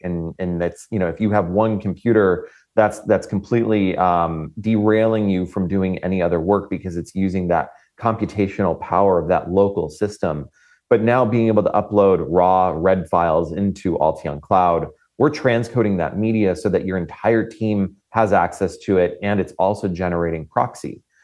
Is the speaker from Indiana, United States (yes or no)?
no; Florida, United States; I come from Florida, and um, I I've witnessed countless hurricanes in my lifetime